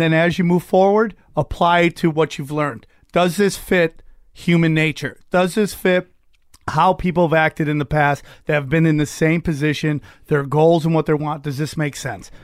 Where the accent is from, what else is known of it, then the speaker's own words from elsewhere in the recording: Cortland, New York, United States; moved away; also born or lived in Las Vegas / Los Angeles; Outside Syracuse, a place called Cortland, New York